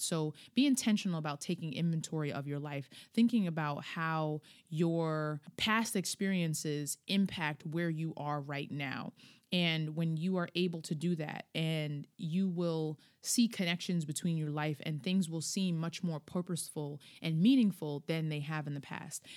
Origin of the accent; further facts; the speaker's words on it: Hempstead, New York, United States; I'm from Hempstead